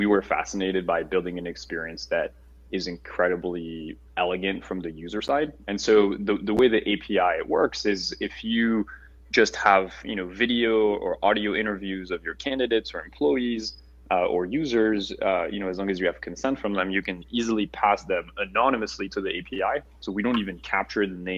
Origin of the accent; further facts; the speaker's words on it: Paris, Île-de-France, France; moved away as an adult; now in United States; I'm a French native, born and raised in Paris